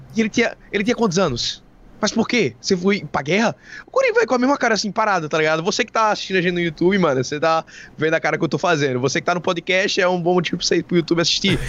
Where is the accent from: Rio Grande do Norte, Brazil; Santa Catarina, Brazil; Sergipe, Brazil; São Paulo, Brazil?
Sergipe, Brazil; a gente é de Sergipe